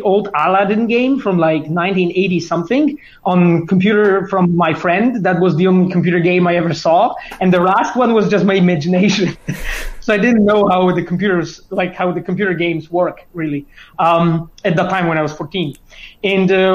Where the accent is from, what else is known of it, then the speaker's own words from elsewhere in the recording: Poland; I was born in Polish mountains.